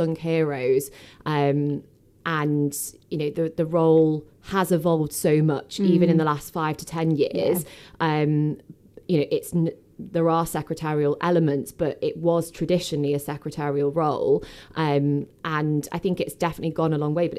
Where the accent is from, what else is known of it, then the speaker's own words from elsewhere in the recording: Stockport, North West England, United Kingdom; I was born in Stockport. I went to school in Cheadle Hume